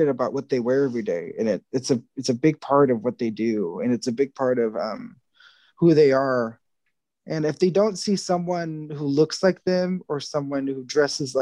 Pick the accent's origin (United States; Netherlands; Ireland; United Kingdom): United States; Texas; I'm Texan American, basically, which means that my ancestors are literally from where Texas is